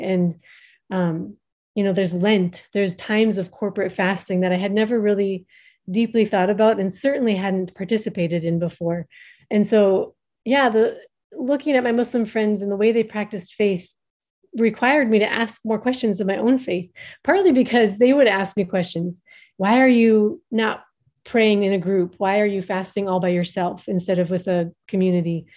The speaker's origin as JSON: {"language": "English", "region": "Minnesota", "country": "United States", "also_born_or_lived": "Somaliland", "moved": "as an adult", "lives_now": "Djibouti", "said": "I am an American originally from Minnesota"}